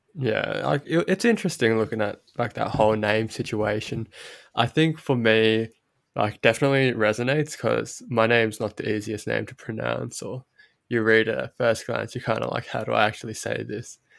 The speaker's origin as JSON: {"language": "English", "town": "Sydney", "region": "New South Wales", "country": "Australia"}